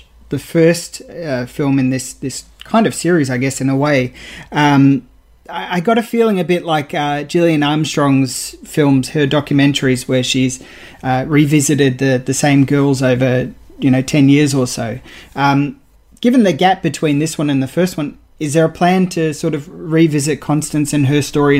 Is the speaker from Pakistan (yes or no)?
no; Australia; I'm proud as an Australian